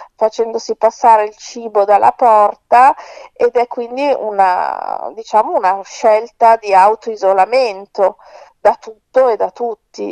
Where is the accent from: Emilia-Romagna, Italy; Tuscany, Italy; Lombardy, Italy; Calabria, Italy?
Lombardy, Italy; Milan; io vivo a Milano, sono nata e cresciuta a Milano